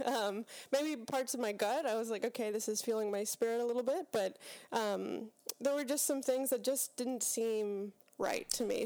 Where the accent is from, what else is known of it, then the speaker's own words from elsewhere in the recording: Pittsburgh, Pennsylvania, United States; So, I grew up in Pittsburgh, Pennsylvania, uh, Western P A.